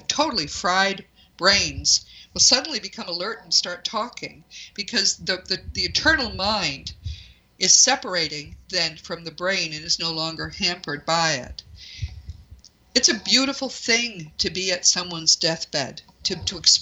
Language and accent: English; New England, United States; I'm from New England